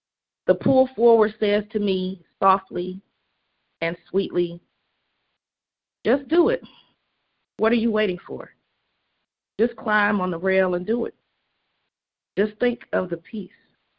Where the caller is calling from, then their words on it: Indiana, United States; I'm calling from Indiana.